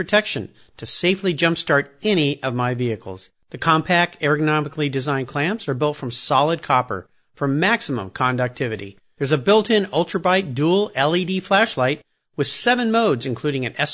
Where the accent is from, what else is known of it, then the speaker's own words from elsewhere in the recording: Southern California, United States; I grew up in Southern California where nobody had an accent